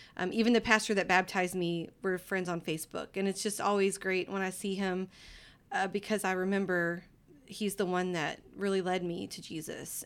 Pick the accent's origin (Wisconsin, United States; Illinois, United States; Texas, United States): Texas, United States; Livingston; I grew up in Livingston, Texas, and it's a small town in East Texas